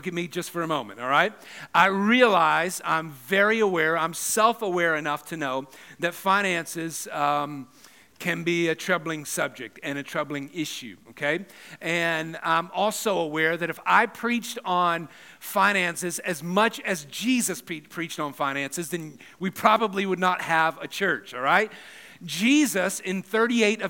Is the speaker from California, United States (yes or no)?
no; Atlanta, Georgia, United States; now in Burbank, United States; I'm also from Atlanta